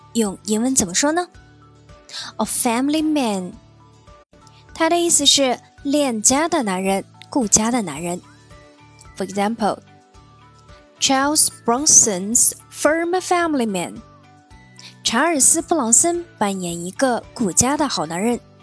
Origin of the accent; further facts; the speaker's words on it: China; 我们中国人认为结婚就是成家，开始有自己新的家庭。